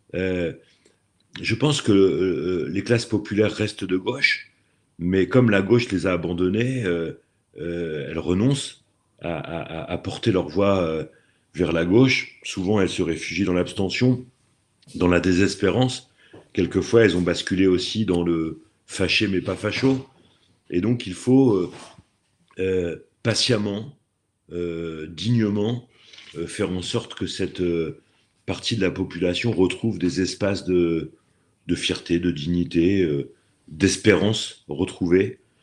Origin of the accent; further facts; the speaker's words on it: Normandy, France; also born or lived in Aix-en-Provence / Dieppe; je reviens euh, dans ma région d'origine parce que la pluie me manquait